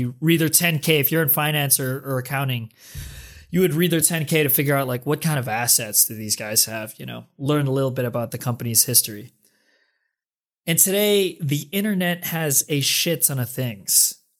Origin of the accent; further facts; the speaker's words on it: Philippines; moved away as an adult; now in United States; came to the US 2011, right? Right after the financial crisis, which, by the way, was unknown to me. I'm from the Philippines.